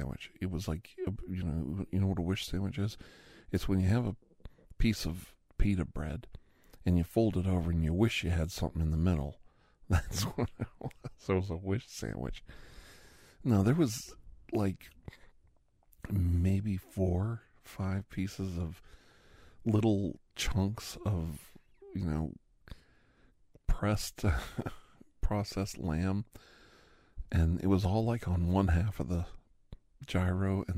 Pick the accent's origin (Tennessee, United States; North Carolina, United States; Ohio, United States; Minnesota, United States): Ohio, United States; Campbell; also born or lived in Youngstown, Ohio; I grew up around Greek communities in Youngstown in Campbell, Ohio